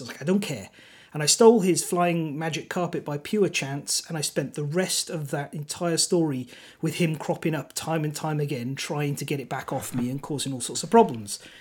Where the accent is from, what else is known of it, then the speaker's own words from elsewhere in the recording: Welsh, Wales, United Kingdom; first language Welsh; English is a second language; My actual native tongue is Welsh